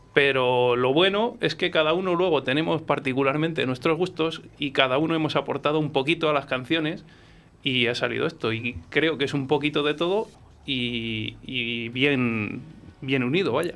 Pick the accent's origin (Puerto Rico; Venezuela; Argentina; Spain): Spain; Coca, Castile and León; born or raised there; moved away as an adult; now in Valladolid, Spain